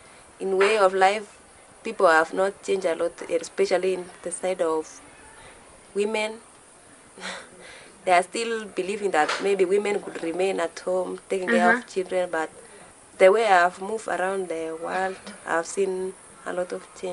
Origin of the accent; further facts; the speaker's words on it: West Pokot County, Kenya; English is a second language; I'm from West Pokot.